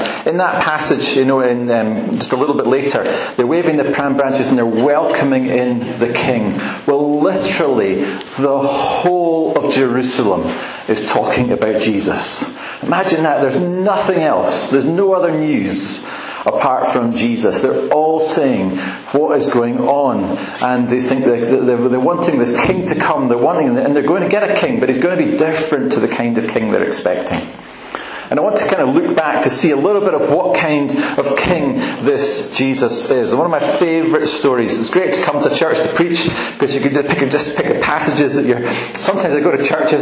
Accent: Aberdeen, Scotland, United Kingdom; also born or lived in Edinburgh; now in west of Scotland, United Kingdom; my dad was in Aberdonian, I lived there most of my life, but actually did happen to be in Edinburgh when I was born

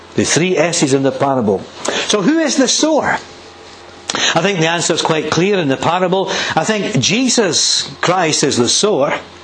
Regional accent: Blackridge, Scotland, United Kingdom; I was brought up in Blackridge Village, village about 2,000 people

